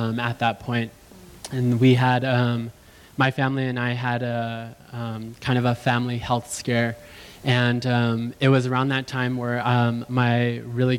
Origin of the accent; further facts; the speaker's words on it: Los Angeles, California, United States; I grew up in the San Fernando Valley